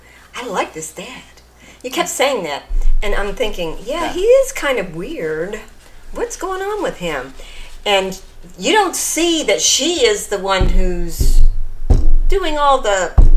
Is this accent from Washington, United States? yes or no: yes; Oak Harbor, Washington, United States; now in Florida, United States; I was born in Oak Harbor, Washington.